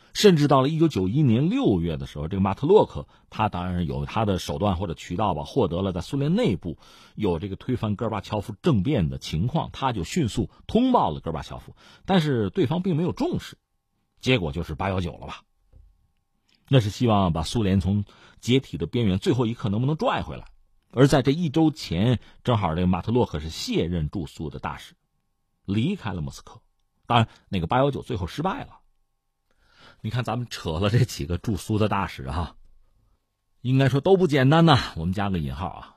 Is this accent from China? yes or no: yes; China; 我们中国人经常回忆起就中学课本上都德那篇小说《最后一课》